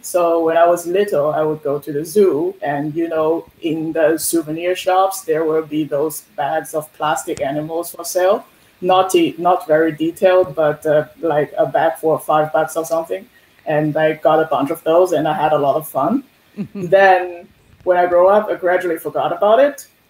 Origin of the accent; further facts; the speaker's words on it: Shanghai, China; moved away as an adult; now in Halifax, Canada; Originally, I'm from Shanghai in China